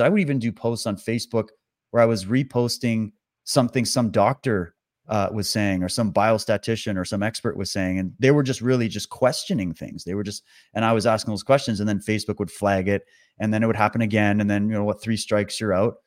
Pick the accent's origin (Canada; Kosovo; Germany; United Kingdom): Canada; also born or lived in Toronto / British Columbia; I'm born and raised in Canada. I've lived all over the country